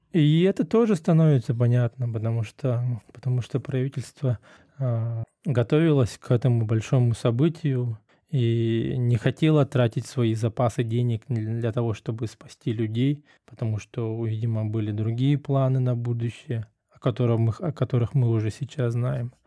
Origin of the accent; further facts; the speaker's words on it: Russia; moved away as an adult; мы из России, мы из той страны